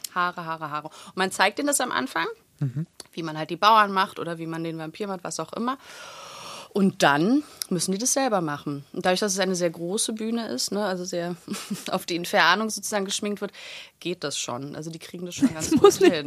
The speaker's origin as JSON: {"language": "German", "region": "Berlin", "country": "Germany", "tie": "born or raised there", "said": "Ich bin in Schöneberg geboren und in Wilmersdorf und Schöneberg groß geworden."}